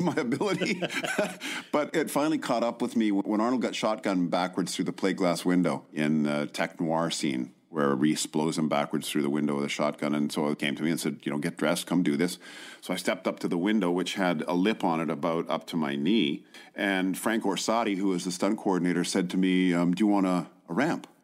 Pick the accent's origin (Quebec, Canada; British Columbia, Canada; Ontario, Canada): British Columbia, Canada; Vancouver; also born or lived in Qualicum Beach, British Columbia; Oh, Vancouver